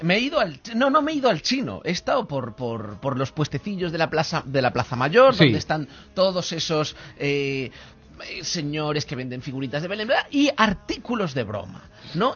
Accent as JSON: {"language": "Spanish", "country": "Spain", "said": "los españoles, Roberto, somos muy bromistas"}